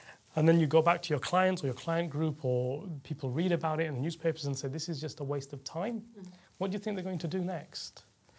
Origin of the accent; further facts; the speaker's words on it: Yorkshire and the Humber, United Kingdom; I'd say I'm Yorkshireman through and through.